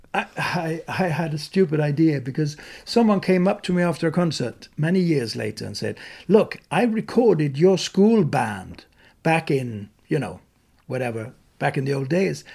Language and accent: English; Malmö, Skåne, Sweden; moved away; also born or lived in Dalarna; where I grew up in Malmö, South Sweden